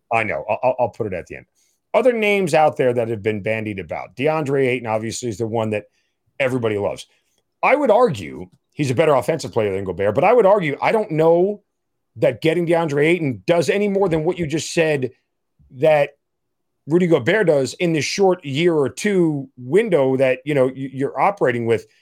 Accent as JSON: {"language": "English", "region": "New York", "country": "United States", "moved": "yes", "said": "I'm a New Yorker."}